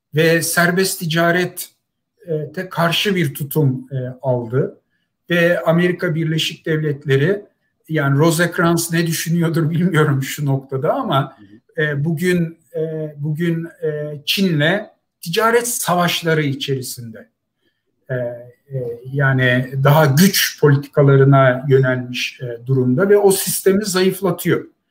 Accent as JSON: {"language": "Turkish", "region": "Ankara", "country": "Turkey", "tie": "born or raised there", "moved": "as an adult", "lives_now": "United States", "said": "geldiğim geçmiş Ankara'da büyüdüğüm mahalleyle"}